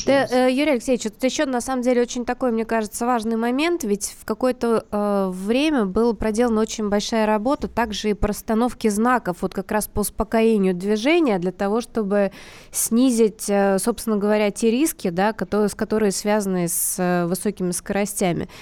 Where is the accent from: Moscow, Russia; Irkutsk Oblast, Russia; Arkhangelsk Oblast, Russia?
Moscow, Russia; я вот как москвичка